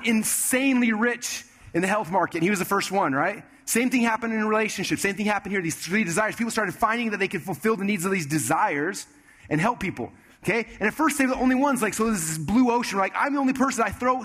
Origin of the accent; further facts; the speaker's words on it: Sandy, Utah, United States; I grew up in Sandy, Utah, so we hung out with people in Sandy, Utah